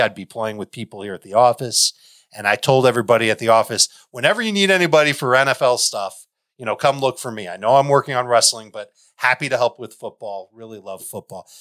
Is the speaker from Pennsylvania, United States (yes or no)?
no; Chicago, Illinois, United States; I grew up in Chicago